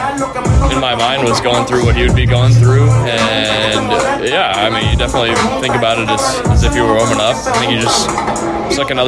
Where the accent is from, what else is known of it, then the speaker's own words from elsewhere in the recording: Cedar Rapids, Iowa, United States; Their low A team was in my hometown of Cedar Rapids